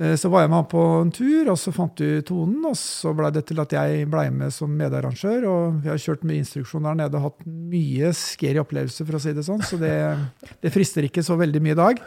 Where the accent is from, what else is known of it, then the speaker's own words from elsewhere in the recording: Askim, Østfold, Norway; Jeg vokste opp på bygda i Askim